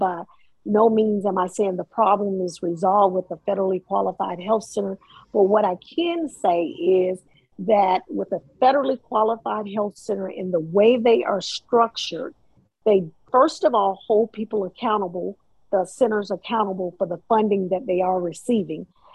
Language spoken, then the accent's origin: English; Columbus, Mississippi, United States; now in Hinesville, United States; I'm from Mississippi, Columbus, Mississippi